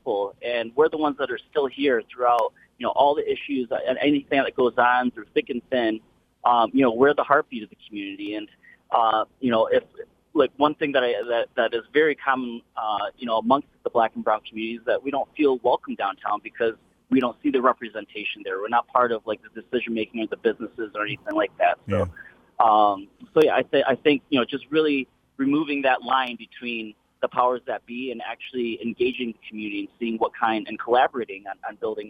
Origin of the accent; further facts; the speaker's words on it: Flint, Michigan, United States; I'm from Flint, Michigan